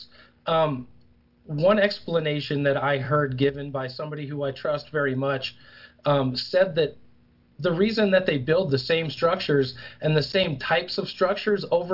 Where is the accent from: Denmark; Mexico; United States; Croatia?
United States; New Hampshire; now in Colorado, United States; I'm originally from New Hampshire.